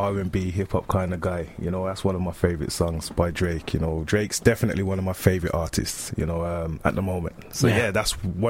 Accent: Birmingham, West Midlands, United Kingdom; I'm from Birmingham originally. I'm a very homely person.

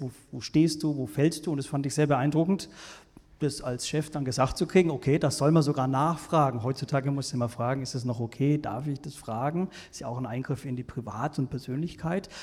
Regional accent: Franconia, Bavaria, Germany; ich komme aus Franken

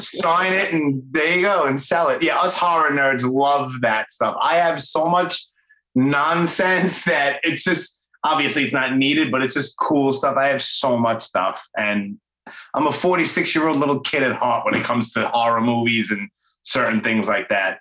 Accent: New York City, New York, United States; accent: Brooklyn; born and raised here in Brooklyn, just like me.

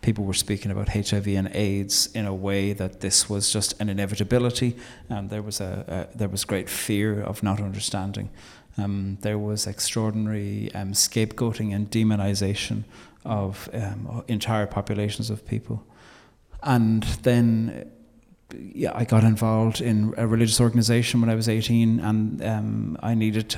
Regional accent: Ireland; we love to forget that part of the story as Irish people

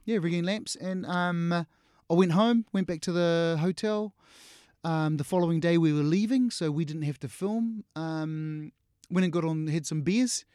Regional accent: New Zealand; we grew up here in New Zealand

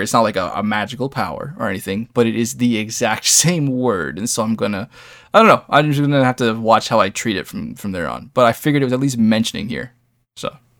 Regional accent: Canada; I'm a Canadian. I have a lot of East Coast influence

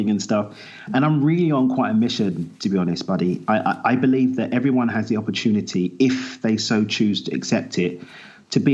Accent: United Kingdom; also born or lived in East London / Essex; I grew up in East London, the son of Zimbabwean immigrants, moved out to Essex just outside East London

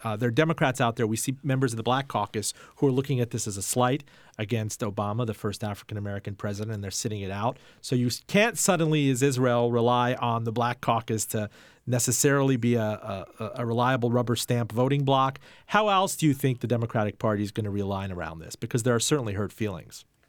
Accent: Iran; now in United States; I was born in Iran, and we came to the United States as Jews, uh, fleeing the Islamic

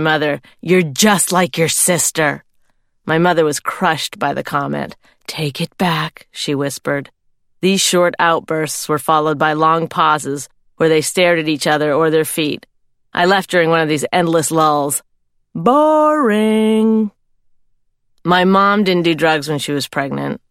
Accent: Canada; I'm Canadian. I come from a nice farming family.

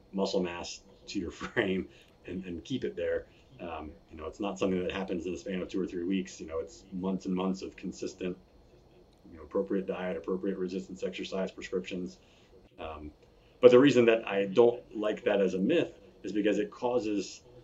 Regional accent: Virginia Beach, Virginia, United States; I born and raised in Virginia Beach, spent 10 years lifeguarding on the beach there

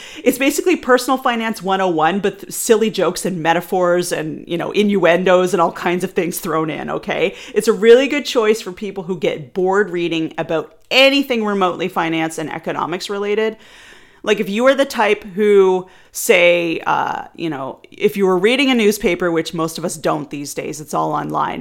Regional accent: Canada; I am Canadian

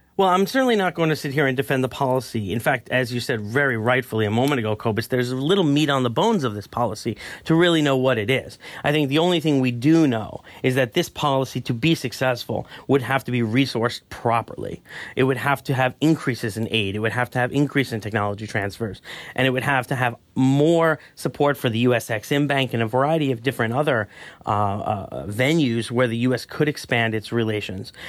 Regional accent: New York, United States; moved away; I was born and raised in New York in the late nineties

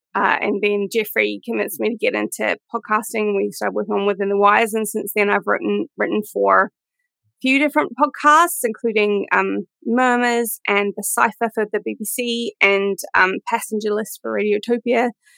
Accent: New Zealand; moved away as an adult; now in London, United Kingdom; I'm from New Zealand. I live in London now. I've lived here for 10 years. 10 years this year, which is weird.

